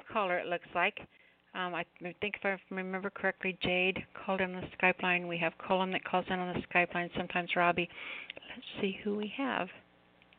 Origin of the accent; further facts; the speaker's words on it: United States; as American people